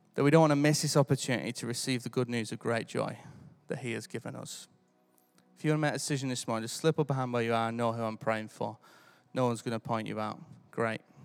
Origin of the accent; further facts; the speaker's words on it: United Kingdom; I'm British.